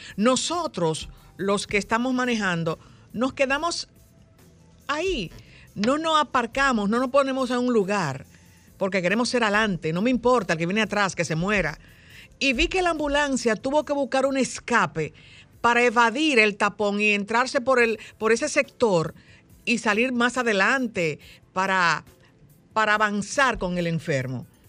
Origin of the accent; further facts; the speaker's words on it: Dominican Republic; somos solo los dominicanos